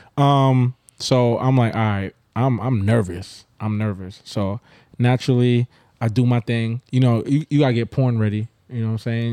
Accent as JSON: {"language": "English", "town": "Brooklyn", "region": "New York", "country": "United States", "tie": "born or raised there", "also_born_or_lived": "Grenada", "said": "I'm a Brooklyn native through and through"}